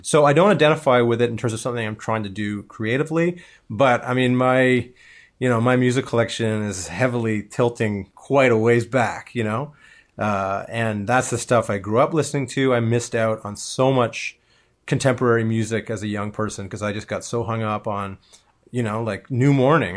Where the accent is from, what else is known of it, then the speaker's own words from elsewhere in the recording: Toronto, Ontario, Canada; I grew up in Toronto